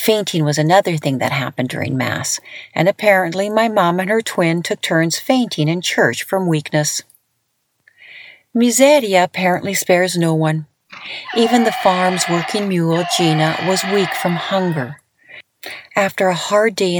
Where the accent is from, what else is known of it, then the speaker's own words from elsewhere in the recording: Lethbridge, Alberta, Canada; I grew up in Canada, and I thought I had it hard, living with four other siblings in a small little Italian household in Lethbridge, Alberta